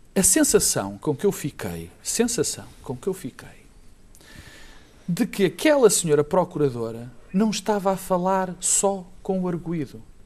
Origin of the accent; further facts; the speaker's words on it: Portugal; como português